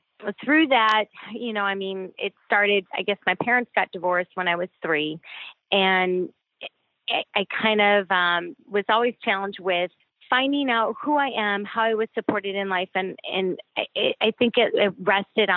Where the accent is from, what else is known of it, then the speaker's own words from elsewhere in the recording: Chicago, Illinois, United States; I'm originally from Chicago, Southwest suburb